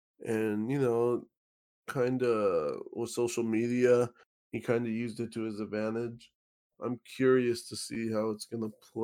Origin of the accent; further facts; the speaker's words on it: California, United States; No, but we're from California.